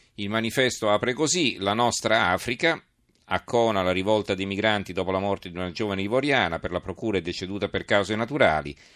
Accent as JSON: {"language": "Italian", "country": "Italy", "said": "noi in Italia, noi italiani"}